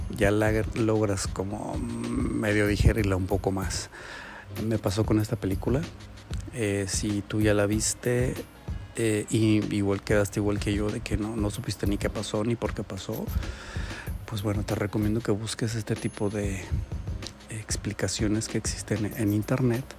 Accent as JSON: {"language": "Spanish", "country": "Mexico", "said": "Nosotros como mexicanos"}